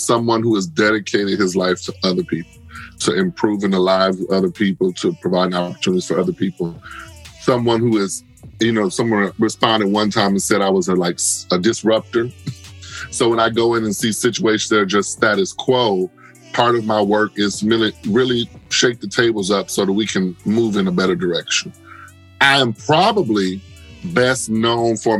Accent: Detroit, Michigan, United States; moved away; also born or lived in Atlanta; The Detroit I grew up in is very different than the Detroit we see now

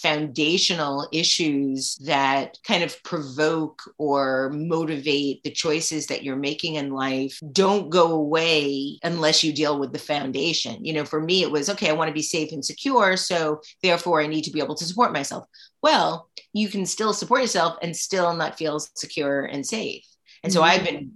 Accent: New York, United States; also born or lived in Brooklyn / Queens / Staten Island / Long Island; I'm a native New Yorker

